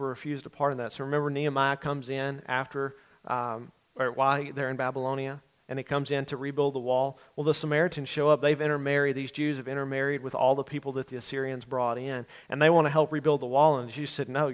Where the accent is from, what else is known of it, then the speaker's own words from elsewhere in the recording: Pollock, Louisiana, United States; I grew up in Grant Parish